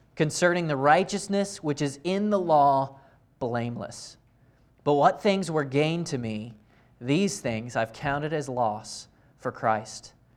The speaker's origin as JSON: {"language": "English", "town": "Raleigh", "region": "North Carolina", "country": "United States", "tie": "born or raised there", "said": "I grew up in Raleigh"}